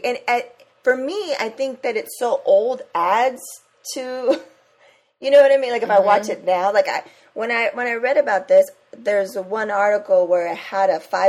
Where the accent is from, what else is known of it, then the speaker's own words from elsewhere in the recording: San Diego, California, United States; we're both from San Diego.